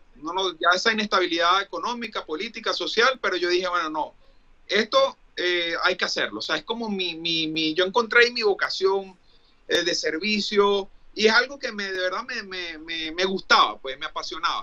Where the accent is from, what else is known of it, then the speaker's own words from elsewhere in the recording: Venezuela; moved away as an adult; also born or lived in Dublin / Mexico; now in United States; yo quiero regresar a Venezuela